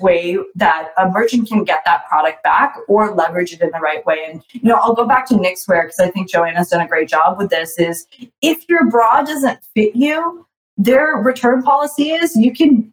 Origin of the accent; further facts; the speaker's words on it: Toronto, Ontario, Canada; I'm from Toronto